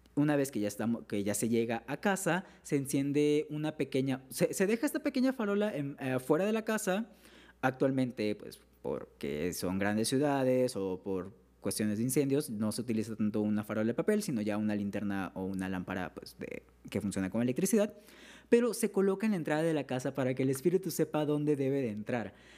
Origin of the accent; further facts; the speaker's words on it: Mexico; soy de México